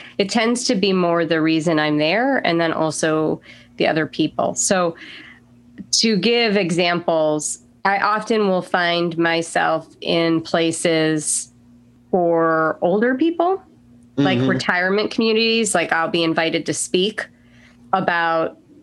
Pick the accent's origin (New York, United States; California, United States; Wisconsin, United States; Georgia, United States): New York, United States; now in Southern United States; I'm from, you know, New York. I grew up in a diverse area